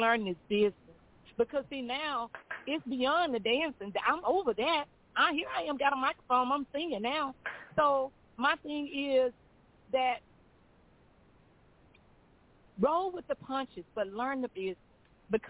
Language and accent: English; Greenwood, Mississippi, United States; I'm from Greenwood. You know, Greenwood is my home.